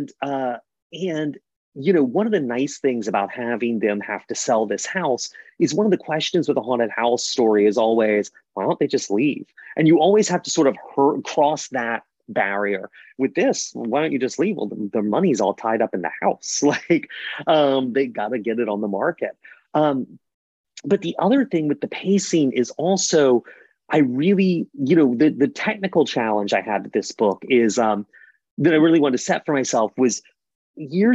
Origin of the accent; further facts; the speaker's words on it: the South, United States; I grew up in the South